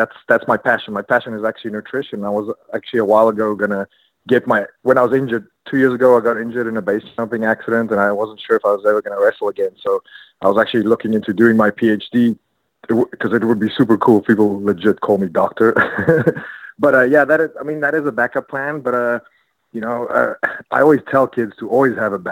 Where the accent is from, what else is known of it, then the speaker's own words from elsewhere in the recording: South Africa; moved away; I have a show coming up in South Africa in my hometown.